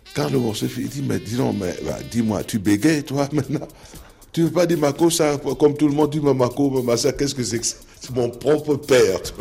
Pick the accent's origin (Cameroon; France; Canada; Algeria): Cameroon; je suis camerounais.